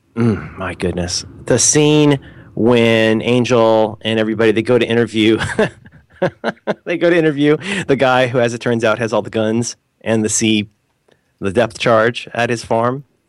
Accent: United States; I'm American

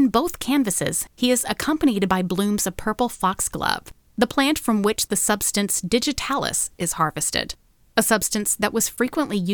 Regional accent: United States; as an American and an art historian

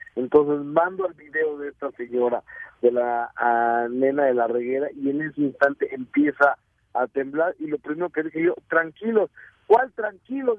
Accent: Mexico; tenemos los mexicanos

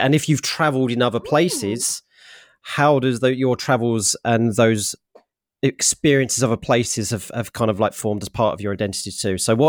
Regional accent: United Kingdom; You know, I am British.

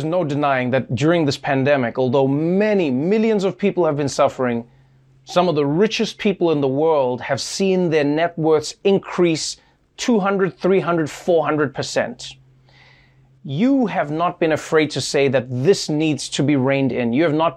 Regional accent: South Africa; moved away; as a South African

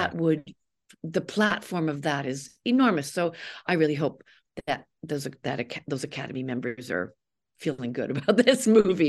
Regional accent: Canada; I'm a Canadian

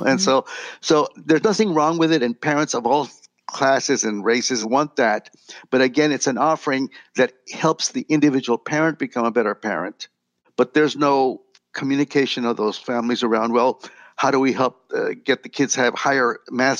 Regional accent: Laredo, Texas, United States; moved away as an adult; also born or lived in Del Rio, Texas; now in San Antonio, United States; I grew up in Laredo, a border town, border with Mexico.

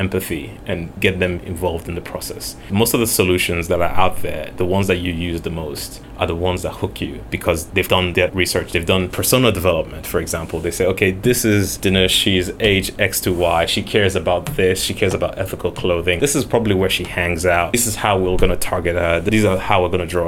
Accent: Nigeria; I grew up in Nigeria, which is still a developing country.

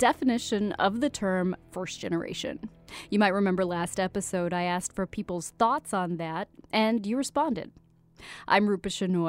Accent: Iowa, United States; born there; That's what I technically am. I was born in Iowa.

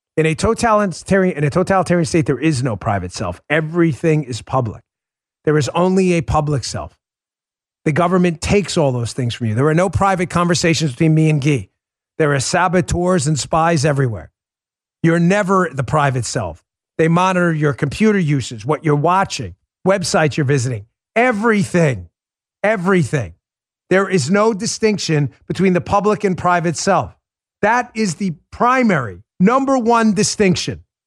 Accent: United States; I'm an American

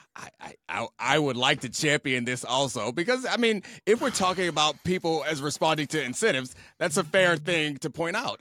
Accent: Baltimore, Maryland, United States; I grew up in Baltimore

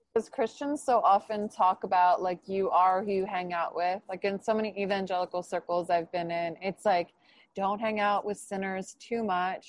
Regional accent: New Jersey, United States; I'm from New Jersey

